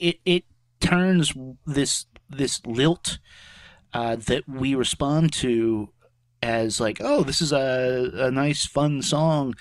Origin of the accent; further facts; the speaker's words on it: United States; we're American